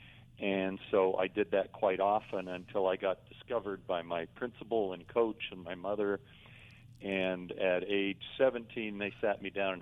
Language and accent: English; Canada; moved away; Growing up in Canada